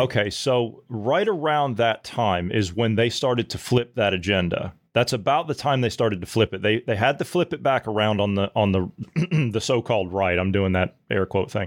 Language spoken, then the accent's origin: English; Midwest, United States; the Midwestern people